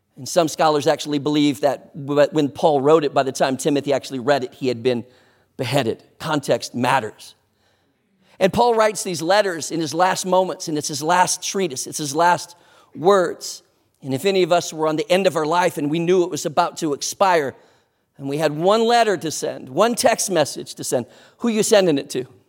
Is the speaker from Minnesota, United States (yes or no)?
yes; Sleepy Eye, Minnesota, United States; moved away; also born or lived in New Ulm, Minnesota; I was born in New Ulm, raised in Sleepy Eye